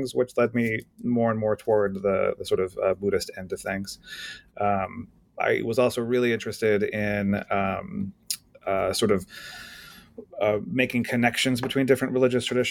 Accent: Los Angeles, California, United States; I grew up mostly in the Los Angeles area and the suburban wasteland

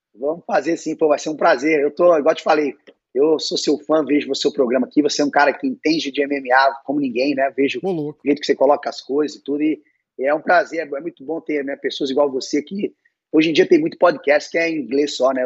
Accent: Belo Horizonte, Minas Gerais, Brazil; now in Irvine, United States; eu sou mineiro, não, não cresci na praia

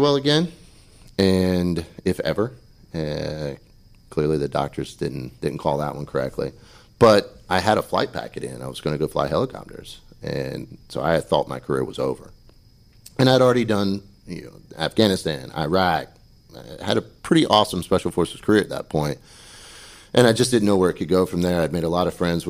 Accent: Pamlico County, North Carolina, United States; I was born and raised in Pamlico County

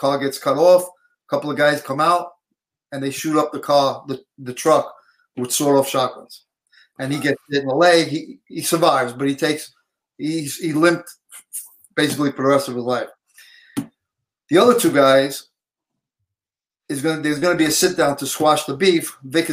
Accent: New York City, New York, United States; from Canarsie, Brooklyn.

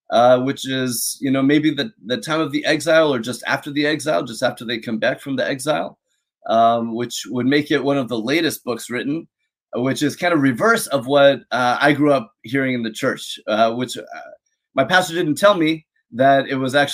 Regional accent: Seattle, Washington, United States; also born or lived in San Diego, California; Uh, I grew up in the Seattle area. Actually, I was born in San Diego and moved around a lot. And Seattle feels most like home.

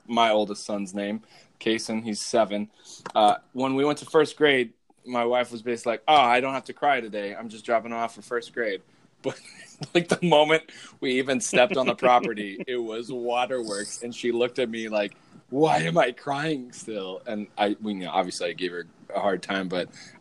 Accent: Arizona, United States; we were growing up in Arizona

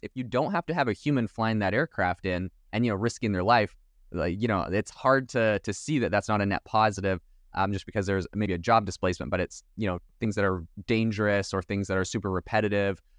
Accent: Vancouver Island, British Columbia, Canada; I'm actually from Vancouver Island

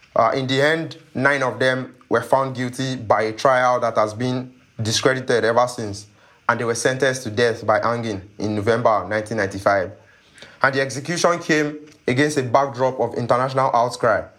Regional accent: Nigeria; I'm a Nigerian journalist

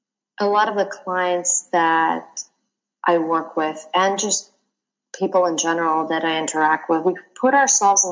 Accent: Russia; moved away as an adult; also born or lived in London; I grew up in Russia

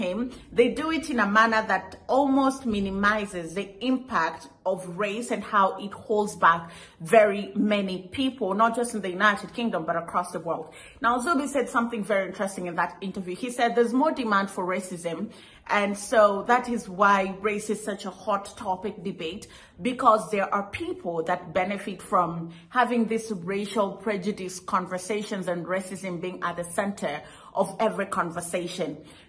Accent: Kenya; as a Kenyan whose grandparents lived through colonization and some of the atrocities that the Brits committed in Africa

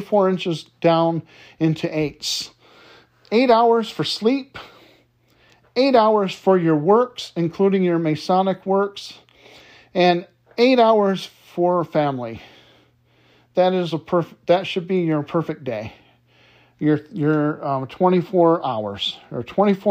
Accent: Detroit, Michigan, United States; a very good friend of mine that I grew up with in Detroit

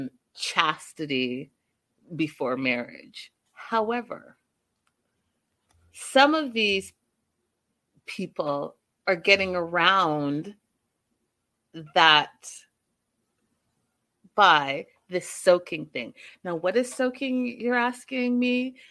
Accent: Vancouver, British Columbia, Canada; yes, I am from Vancouver.

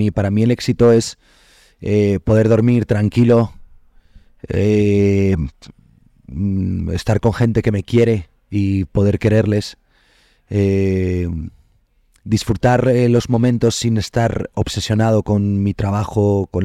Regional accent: Asturias, Spain; soy asturiano

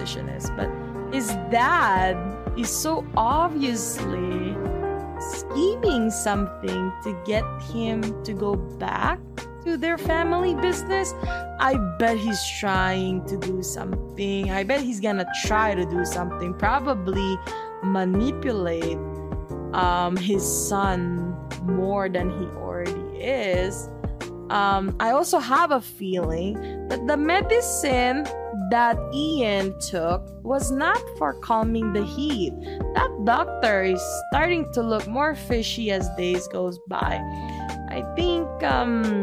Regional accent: Philippines; me being Filipino, that Filipino pride be hitting me different

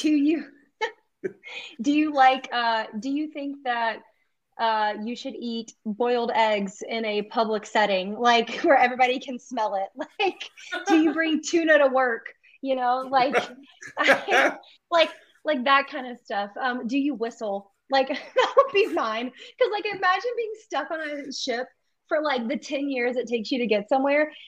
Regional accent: the South, United States; you and I both are from the South, but like growing up in the South and like growing up in the church

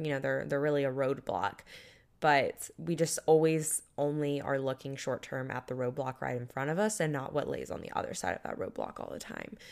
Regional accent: Panama City Beach, Florida, United States; moved away; a country music festival in my hometown

